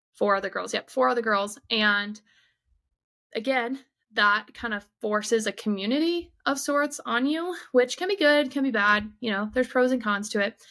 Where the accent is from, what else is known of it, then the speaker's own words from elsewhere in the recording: southeastern Michigan, United States; moved away as an adult; I grew up in southeastern Michigan